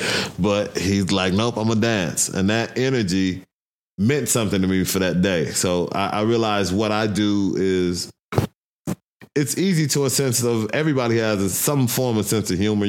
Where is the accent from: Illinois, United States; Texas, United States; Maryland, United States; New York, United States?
Illinois, United States; Chicago; now in Denver, United States; I'm from Chicago, South Side